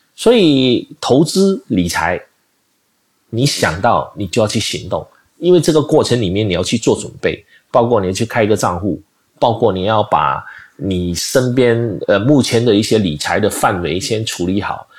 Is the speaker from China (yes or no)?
no; Malaysia; 我马来西亚人